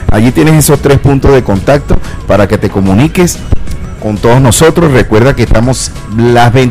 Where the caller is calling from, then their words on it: Soledad, Atlántico, Colombia; Buenos días, mis amados hermanos de portavoz, desde aquí, desde Soledad Atlántico, Colombia.